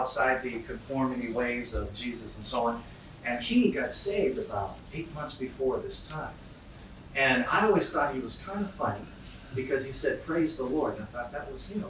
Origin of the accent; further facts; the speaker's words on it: Oakland, California, United States; like most kids growing up in Oakland